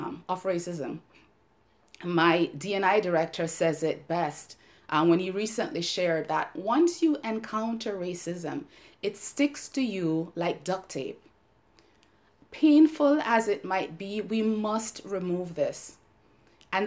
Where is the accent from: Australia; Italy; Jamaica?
Jamaica; moved away as an adult; now in United States; here I was growing up in Jamaica, where I'm part of the majority